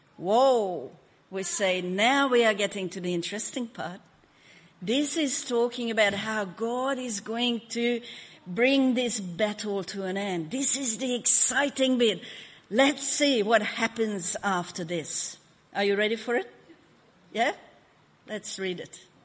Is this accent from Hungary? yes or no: yes; Hungary; now in Australia; I was born in Hungary